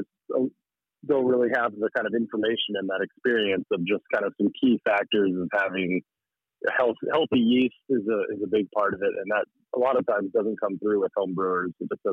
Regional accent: Fairbanks, Alaska, United States; also born or lived in Juneau; I'm born and raised in Fairbanks, and my wife is too

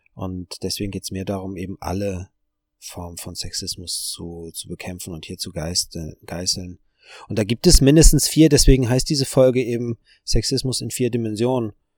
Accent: Germany; als Deutscher

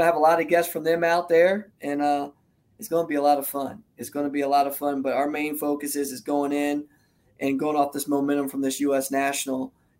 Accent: New Jersey, United States; I'm a Jersey boy

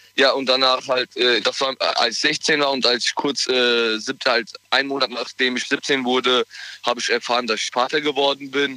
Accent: Mainz, Rhineland-Palatinate, Germany; Ich komme aus Mainz.

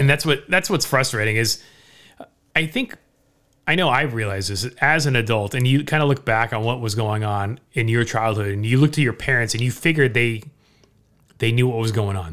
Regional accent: Orange County, Southern California, United States; growing up in Southern California, in Orange County

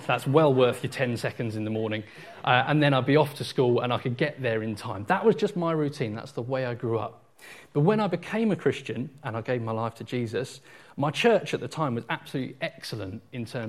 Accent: Portsmouth, South East England, United Kingdom; moved away; someone who grew up and was born and raised in Portsmouth

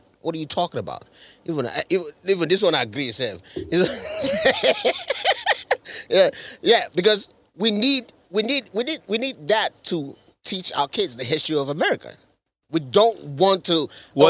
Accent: Nigeria; now in United States; I'm Nigerian

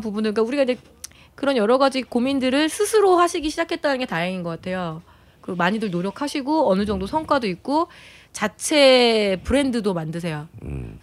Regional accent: Chungcheong, South Korea; 제가 그 충청도 출신이다 보니까

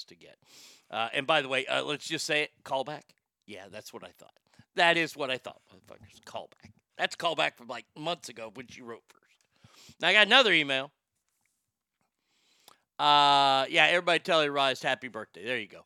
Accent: Garland, Texas, United States; they are made in my hometown

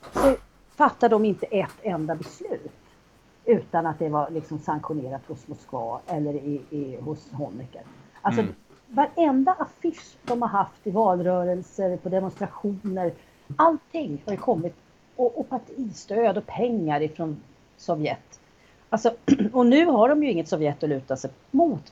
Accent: Sweden; vi svenskar

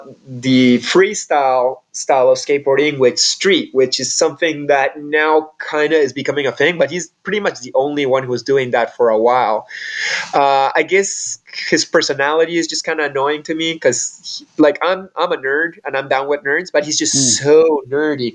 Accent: Peru; growing up in Peru

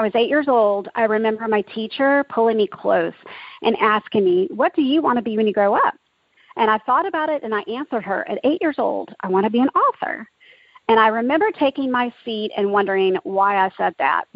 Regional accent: Dallas, Texas, United States; also born or lived in Oklahoma; I grew up in Dallas, Texas, and was blessed to be in a Christian home

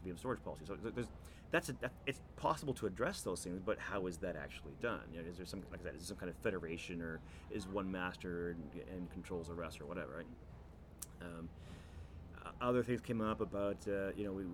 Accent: Canada; me being Canadian

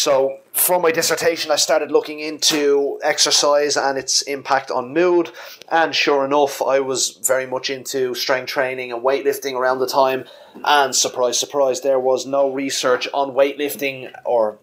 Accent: Ireland; I basically run a bricks and mortar gym in my home country of Ireland

